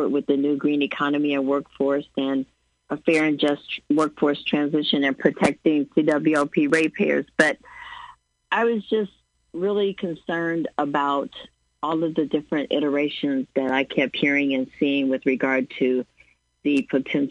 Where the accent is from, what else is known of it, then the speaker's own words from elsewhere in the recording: Springfield, Illinois, United States; It's my hometown and I'm a ratepayer